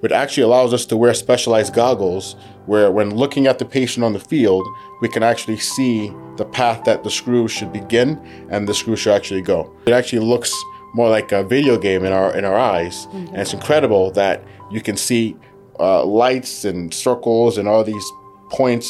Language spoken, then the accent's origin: English; New York City, New York, United States; also born or lived in Providence, Rhode Island / Baltimore, Maryland / St. Louis, Missouri; I was born in Brooklyn.